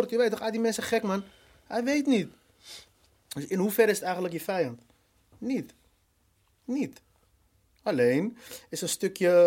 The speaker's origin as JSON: {"language": "Dutch", "country": "Morocco", "said": "Ja, ik ben Marokkaan, dus ik hoor in deze hoek."}